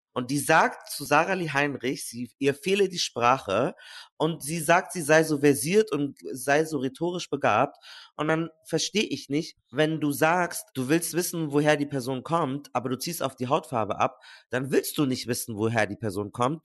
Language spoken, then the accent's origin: German; Munich, Bavaria, Germany; Ich komme aus München